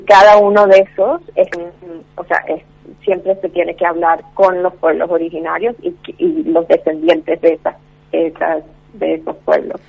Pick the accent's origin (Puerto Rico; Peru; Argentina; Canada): Canada; como canadiense